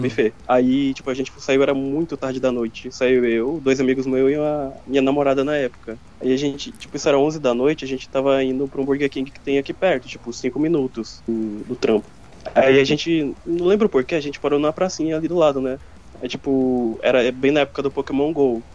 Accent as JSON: {"language": "Portuguese", "country": "Brazil", "said": "eu sou considerado branco aqui"}